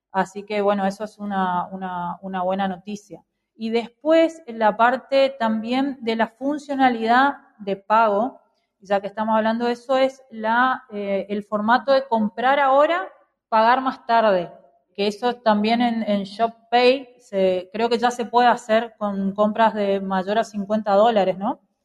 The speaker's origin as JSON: {"language": "Spanish", "country": "Argentina"}